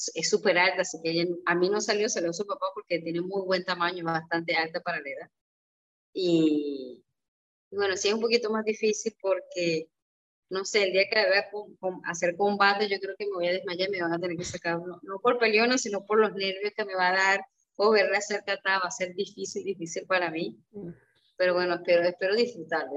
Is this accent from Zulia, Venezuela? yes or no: no; Barquisimeto, Lara, Venezuela; moved away; para Barquisimeto, para mi tierra, eh, para el Estado Largo